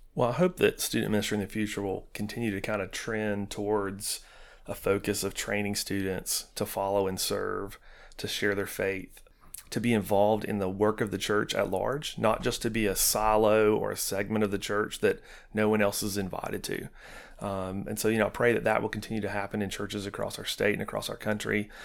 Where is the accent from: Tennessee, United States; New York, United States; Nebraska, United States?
Tennessee, United States; Knoxville; moved away as an adult; also born or lived in Rockwood, Tennessee; now in Chattanooga, United States; we're from Knoxville